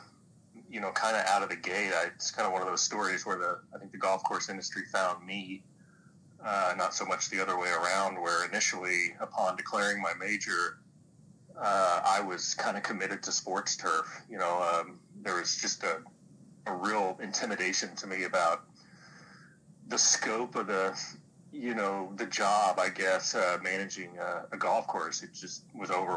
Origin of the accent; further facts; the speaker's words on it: Enid, Oklahoma, United States; moved away as an adult; also born or lived in Colorado; now in Woodward, United States; I grew up in Enid, which is about an hour and a half due east of Woodward